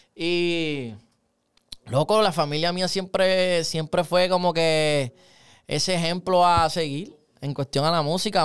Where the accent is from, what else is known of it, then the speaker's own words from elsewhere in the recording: Puerto Rico; yo soy del Ares. Ah, eso es otra cosa, loco, ser del Ares